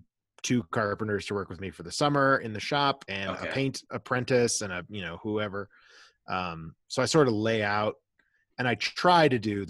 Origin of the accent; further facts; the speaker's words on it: Florida, United States; moved away; also born or lived in Colorado; I stayed in state because I grew up in Florida